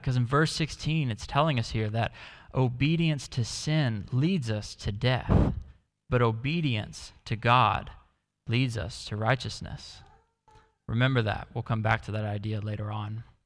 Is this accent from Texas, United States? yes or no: yes; Dallas, Texas, United States; moved away; I come from Dallas in the US